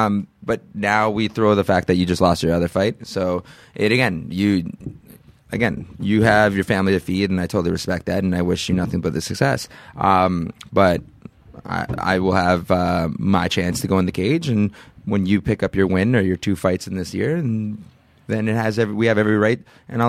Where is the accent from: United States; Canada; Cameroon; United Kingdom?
Canada; I'm Canadian. We're polite, eh?